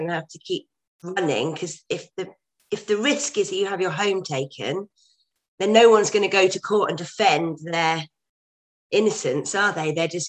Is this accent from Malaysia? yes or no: no; United Kingdom; how it's going to really curb our rights as humans, as British people, to protest against things